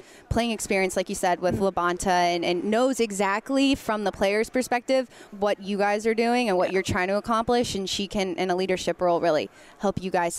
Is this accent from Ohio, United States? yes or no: no; Cary, North Carolina, United States; moved away; I'm from Cary originally.